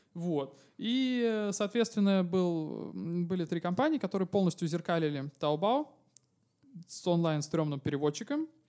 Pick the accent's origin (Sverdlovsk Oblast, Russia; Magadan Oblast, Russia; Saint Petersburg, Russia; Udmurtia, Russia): Saint Petersburg, Russia; я из Санкт-Петербурга